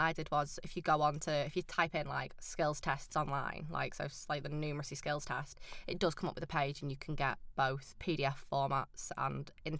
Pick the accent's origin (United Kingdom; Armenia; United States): United Kingdom; Preston, North West England; moved away as an adult; now in York, United Kingdom; I'm actually from Preston, so I did mine back home